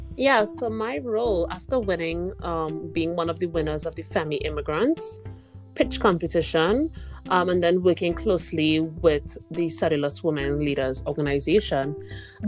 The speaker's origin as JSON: {"language": "English", "country": "Trinidad & Tobago", "moved": "as an adult", "lives_now": "Canada", "said": "my home country is Trinidad and Tobago, which is in the Caribbean"}